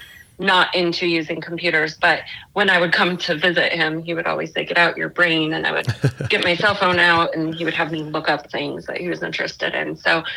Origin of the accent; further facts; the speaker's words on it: Colorado Springs, Colorado, United States; I grew up in Colorado Springs, so born and raised there